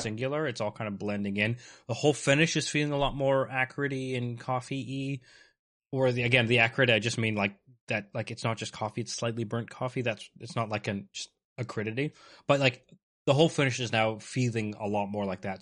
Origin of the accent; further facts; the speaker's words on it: Canada; I'm Canadian